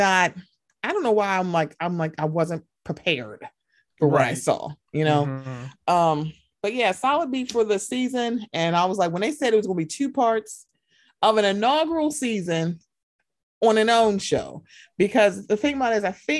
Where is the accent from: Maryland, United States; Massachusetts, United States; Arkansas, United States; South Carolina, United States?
Maryland, United States; Baltimore; I'm from Baltimore